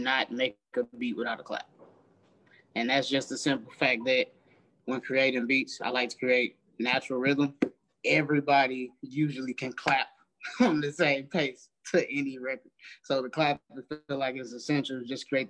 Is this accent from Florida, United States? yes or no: no; St. Louis, Missouri, United States; I'm from St. Louis, Missouri, born and raised.